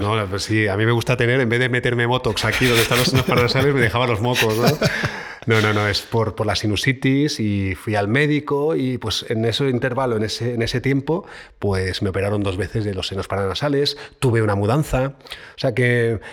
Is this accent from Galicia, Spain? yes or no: no; Barcelona, Catalonia, Spain; moved away as an adult; now in Madrid, Spain; Barcelona, eh, donde yo nací